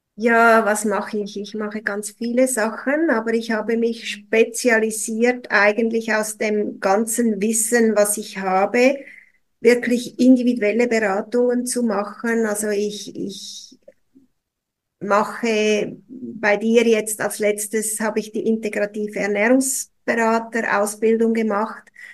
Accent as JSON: {"language": "German", "country": "Switzerland", "said": "bei uns in der Schweiz"}